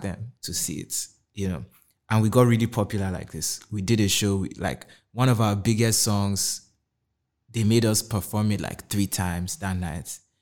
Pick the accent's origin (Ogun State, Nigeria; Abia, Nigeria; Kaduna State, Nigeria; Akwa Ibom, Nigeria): Kaduna State, Nigeria; moved away as an adult; also born or lived in Anambra / Lagos; I grew up in Kaduna State my whole life